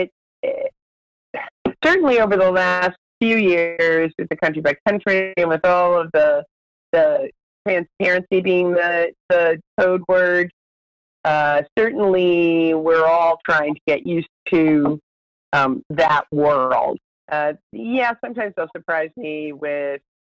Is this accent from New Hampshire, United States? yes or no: yes; New Hampshire, United States; now in Washington, D.C., United States; I am a native Granite Stater.